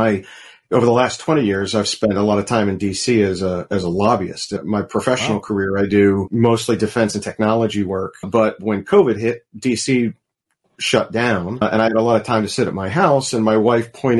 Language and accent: English; Pittsburgh, Pennsylvania, United States; I'm from Pittsburgh